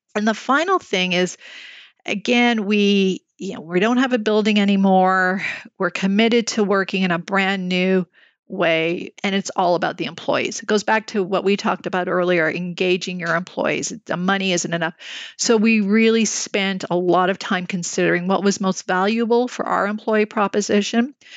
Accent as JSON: {"language": "English", "town": "Montreal", "region": "Quebec", "country": "Canada", "tie": "born or raised there", "moved": "yes", "lives_now": "Toronto, Canada", "said": "I'm born and raised in Montreal"}